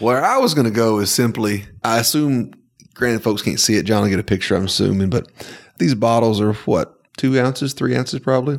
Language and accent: English; Northwest Georgia, United States; growing up in Northwest Georgia